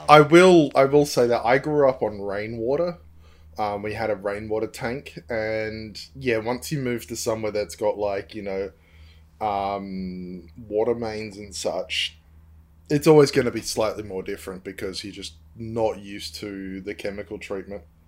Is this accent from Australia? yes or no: yes; Australia; now in New Zealand; I'm Australian, living in New Zealand